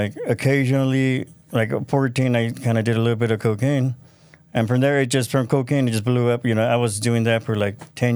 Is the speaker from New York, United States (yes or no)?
no; Ventura County, California, United States; also born or lived in Tijuana, Mexico; we grew up in Ventura County.